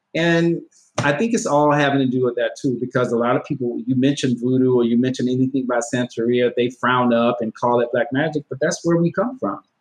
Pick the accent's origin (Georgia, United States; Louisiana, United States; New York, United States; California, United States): Georgia, United States; my home state. The state of Georgia